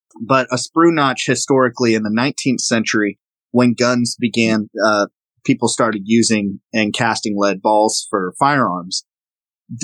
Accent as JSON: {"language": "English", "region": "the South", "country": "United States", "accent": "Southern", "said": "sometimes my Southern accent comes out and it gets really thick. I usually don't have a thick Southern accent"}